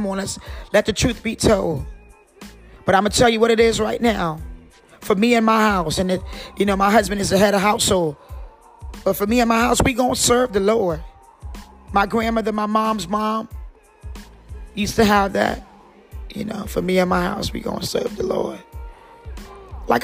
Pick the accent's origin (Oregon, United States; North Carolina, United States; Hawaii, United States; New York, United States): North Carolina, United States; Kinston; And I'm from Kingston, North Carolina. And I like a little accent.